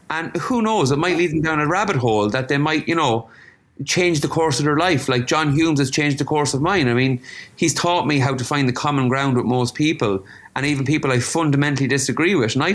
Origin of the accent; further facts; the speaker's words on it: Ireland; there are things that we can celebrate with this globalization where we can bring the diversity we bring as Irish people to different cultures.